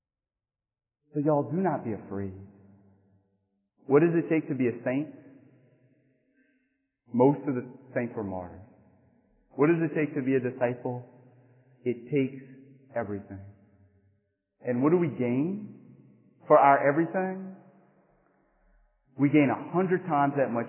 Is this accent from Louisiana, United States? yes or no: yes; Church Point, Louisiana, United States; now in Morgan City, United States; where I grew up in Church Point